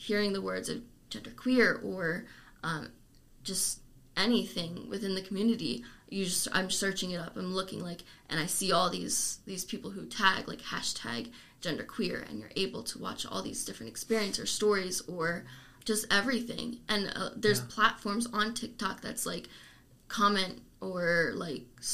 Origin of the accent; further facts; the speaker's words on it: Lancaster, United States; moved away; my hometown, there's the Lancaster Coalition